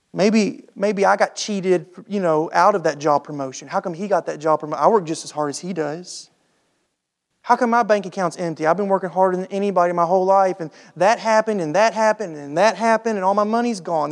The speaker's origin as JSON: {"language": "English", "country": "United States", "said": "us as American Christians"}